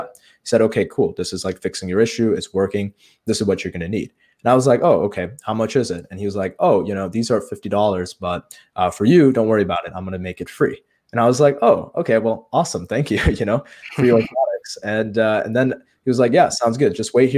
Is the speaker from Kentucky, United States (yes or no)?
no; Chicago, Illinois, United States; I was in my hometown here in Chicago in one of the suburbs